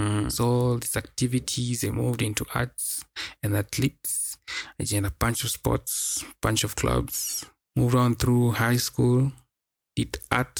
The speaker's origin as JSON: {"language": "English", "country": "Kenya", "said": "I hail from Kenya, East Africa."}